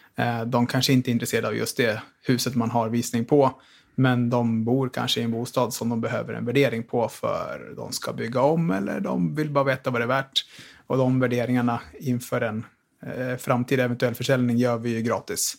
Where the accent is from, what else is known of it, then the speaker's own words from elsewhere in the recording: Tillberga, Västmanland, Sweden; also born or lived in Västerås; Bor i Västerås, född och uppvuxen ute i Tillberga